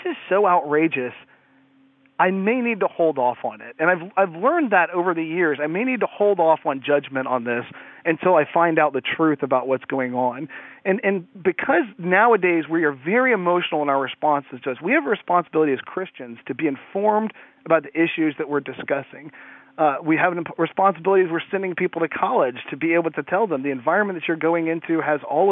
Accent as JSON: {"language": "English", "town": "Atlanta", "region": "Georgia", "country": "United States", "tie": "born or raised there", "said": "I was born in Atlanta, Georgia. I live just north of it"}